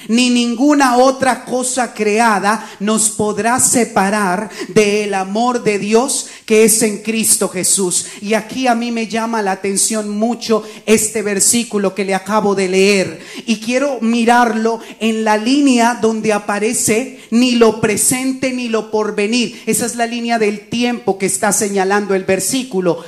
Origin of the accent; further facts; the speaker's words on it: Colombia; moved away; Cuando yo trabajaba en mi país, en Colombia